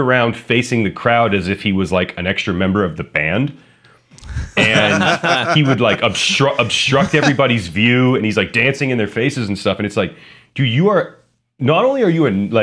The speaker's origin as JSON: {"language": "English", "town": "Youngstown", "region": "Ohio", "country": "United States", "tie": "born or raised there", "said": "my hometown, in Youngstown"}